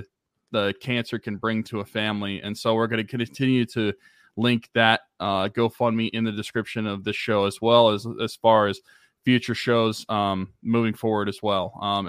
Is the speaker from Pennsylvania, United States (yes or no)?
yes; Beaver, Pennsylvania, United States; Beaver, Pennsylvania, my hometown